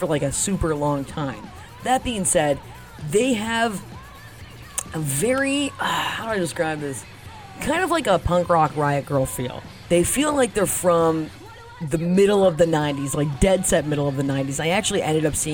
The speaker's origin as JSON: {"language": "English", "town": "Toronto", "region": "Ontario", "country": "Canada", "said": "I'm Canadian. I'm from Toronto. I gotta rep the hood"}